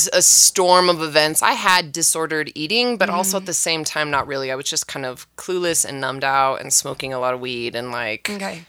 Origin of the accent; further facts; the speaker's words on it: Valencia, California, United States; I grew up in California. Okay, what part? Southern. Valencia, Magic Mountain.